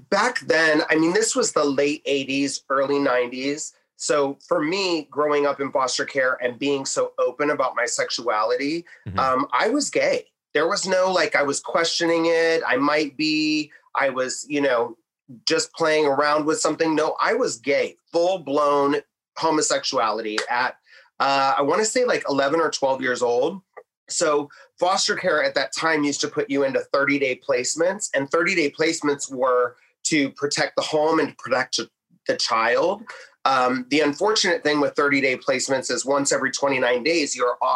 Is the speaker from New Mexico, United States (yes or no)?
yes; New Mexico, United States; born there; now in Detroit, United States; originally from, I was born in New Mexico. Uh, my mother left New Mexico, went to Colorado, and then I think Ohio was next because I have a great aunt that lives there.